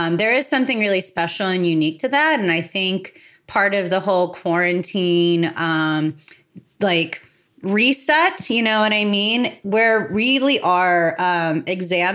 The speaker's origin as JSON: {"language": "English", "country": "United States", "tie": "born or raised there", "said": "I always saw myself as an Italian living in America."}